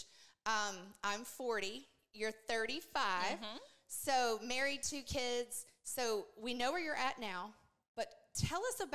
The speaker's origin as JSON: {"language": "English", "town": "Kings Mountain", "region": "North Carolina", "country": "United States", "said": "I'm from Kings Mountain, North Carolina"}